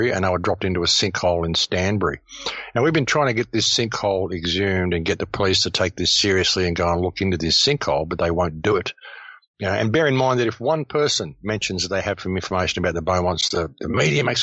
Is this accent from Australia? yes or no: yes; Adelaide, South Australia, Australia; I grew up on Diagonal Road, Adelaide